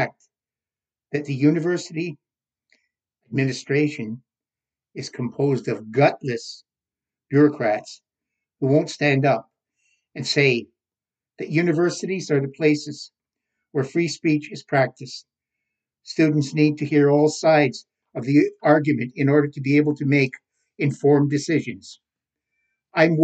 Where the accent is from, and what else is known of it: Canada